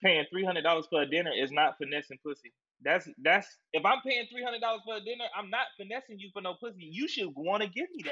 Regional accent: Columbia, South Carolina, United States; I'm from South Carolina for real, born and raised Columbia, South Carolina

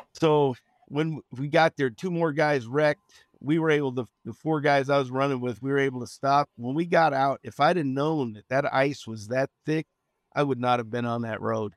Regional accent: Richmond, California, United States; moved away; also born or lived in Nebraska; I'm a Bay Area kid. I'm from Richmond, California

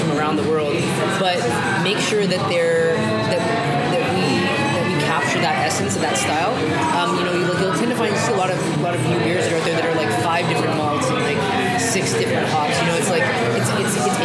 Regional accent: Toronto, Ontario, Canada; I'm from Toronto, born and raised, came up from Scarborough, went to school here, worked here

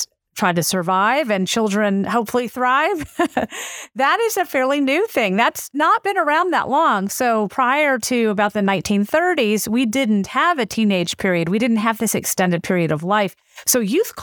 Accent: the South, United States; accent: southern; southern vowel features because that's where I grew up.

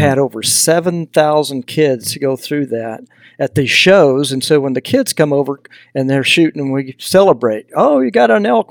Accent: Texas, United States; accent: Southern; now in Idaho, United States; I grew up in Texas, you know, so I'm a long way from, from home. So if you hear a little bit of a Southern accent, that's because I'm from the South

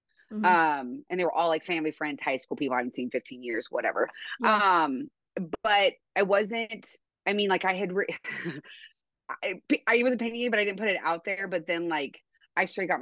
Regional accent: Oregon, United States; moved away as an adult; now in Montana, United States; I'm originally from Oregon. I grew up there. I moved to Montana a couple of years ago, 2021

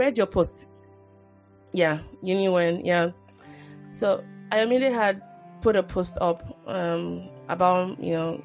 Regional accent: Nigeria; moved away

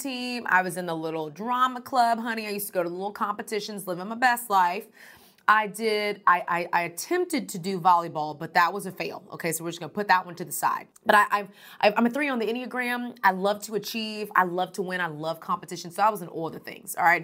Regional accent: Houston, Texas, United States; moved away as an adult; now in Atlanta, United States; I'm originally from Houston, Texas

